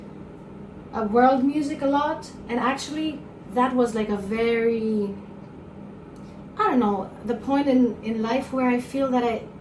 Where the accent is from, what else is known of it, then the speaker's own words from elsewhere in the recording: Crete, Greece; also born or lived in Athens, Greece; my dad is from Sudan and my mom is from Crete. It's an island in the south of Greece. So I grew up in Athens for the first years of my life. Then we went to Crete.